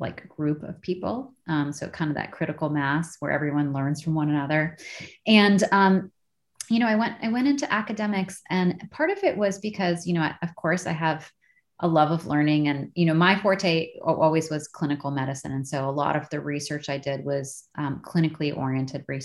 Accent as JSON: {"language": "English", "region": "Minnesota", "country": "United States", "moved": "yes", "said": "I lived at home for a year because I'm from Minnesota."}